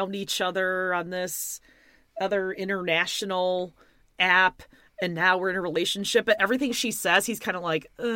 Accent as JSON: {"language": "English", "area": "Chicago suburbs", "region": "Illinois", "country": "United States", "said": "I am from Chicago Burbs"}